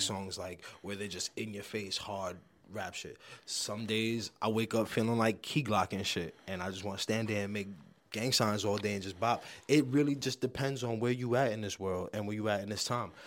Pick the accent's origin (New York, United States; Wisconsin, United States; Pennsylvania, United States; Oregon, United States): New York, United States; New York City; I'm from the Bronx